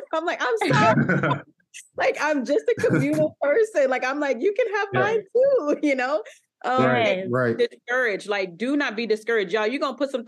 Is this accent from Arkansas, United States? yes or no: yes; Arkansas, United States; now in Texas, United States; I'm from Arkansas originally. Like I live in Texas now